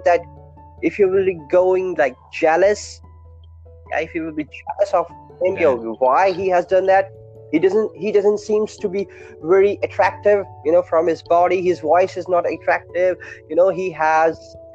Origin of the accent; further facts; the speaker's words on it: India; English is a second language; Being an Indian